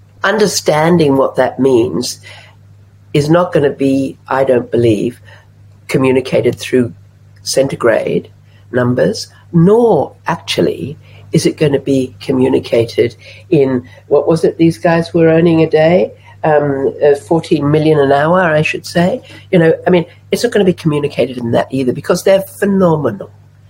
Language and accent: English; Java, Indonesia; also born or lived in Australia; I've been a journalist in the Middle East. I grew up in Java. I was born in Australia.